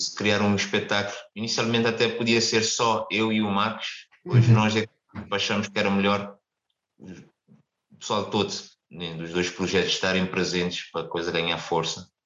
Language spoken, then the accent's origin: Portuguese; Cape Verde; moved away as an adult; also born or lived in Caldas da Rainha, Portugal; now in Portugal; apesar de vir de um país mais pequeno